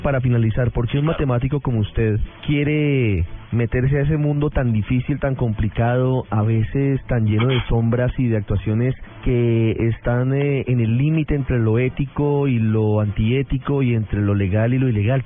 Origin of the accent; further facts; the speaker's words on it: Bogotá, Colombia; que nací en Bogotá, que vivo en Bogotá y trabajo en la capital del país